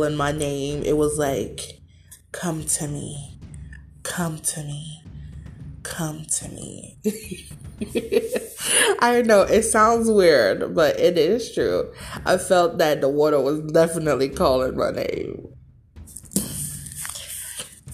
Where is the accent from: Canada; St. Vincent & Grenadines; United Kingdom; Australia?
St. Vincent & Grenadines; I was born and raised in the Caribbean on the island of St. Vincent and the Grenadines